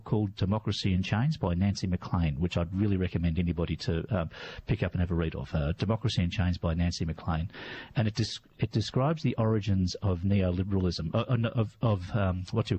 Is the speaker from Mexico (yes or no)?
no; Melbourne, Victoria, Australia; also born or lived in Perth; Melbourne born and bred, but I have lived elsewhere